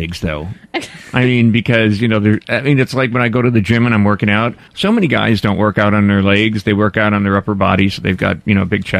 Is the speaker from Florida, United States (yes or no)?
yes; Tampa, Florida, United States; I had a friend one time years ago in my hometown here. You know, we produced the show out of Tampa Bay nationally across the country.